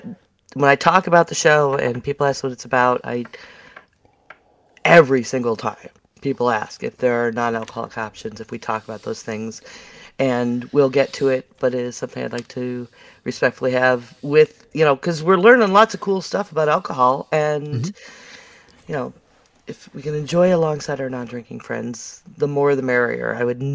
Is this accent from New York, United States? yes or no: yes; Buffalo, New York, United States; now in North Carolina, United States; Because I'm from Buffalo.